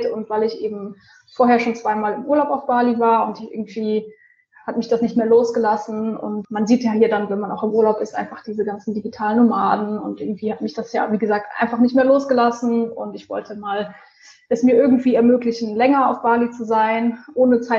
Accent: Rhineland, Germany; ich bin ähm, ursprünglich eigentlich aus dem Rheinland, ähm, habe jetzt die letzten Jahre in Bonn gewohnt

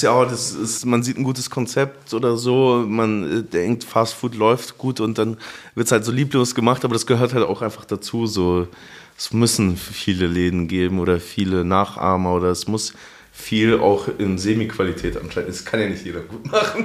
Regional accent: Munich, Bavaria, Germany; now in Berlin, Germany; ich bin ja in München aufgewachsen

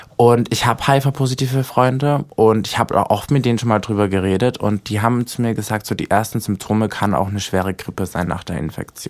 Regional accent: Austria; now in Berlin, Germany; ich komme ja eigentlich aus Österreich

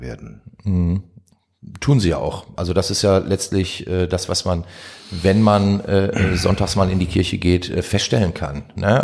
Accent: Duisburg, North Rhine-Westphalia, Germany; bin ich in Meiderich groß geworden, also kenne auch den Norden sehr gut

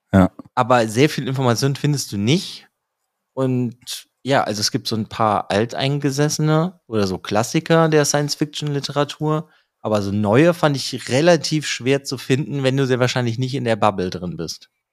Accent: Bonn, North Rhine-Westphalia, Germany; wir als Bonner

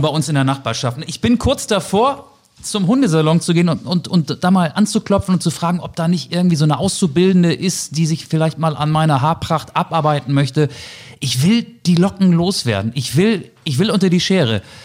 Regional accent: the North, Northern Germany, Germany; Wir sind ja beide aus dem Norden

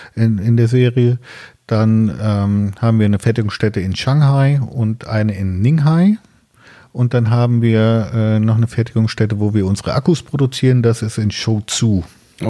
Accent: near Siegen, North Rhine-Westphalia, Germany; ich komme aus der Nähe von Siegen

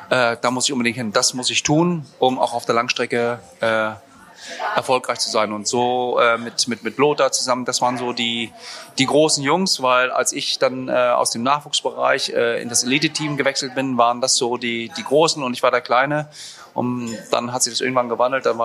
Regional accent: Rostock, Mecklenburg-Vorpommern, Germany; Also ich bin äh, in Rostock aufgewachsen und äh, bin, äh, bin, bin, bin äh, wohnhaft im Norden

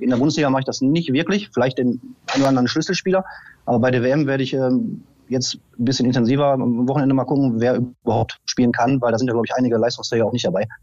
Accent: Oberhausen, North Rhine-Westphalia, Germany; now in Lower Rhine, Germany; ich komme ursprünglich aus dem Ruhrgebiet, aus äh, Oberhausen. Bin dann an den Niederrhein gezogen mit meiner Familie.

